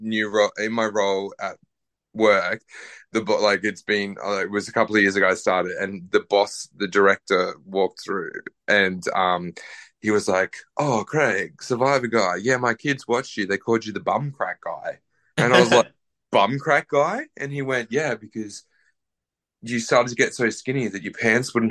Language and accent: English; Queensland, Australia; I grew up in Queensland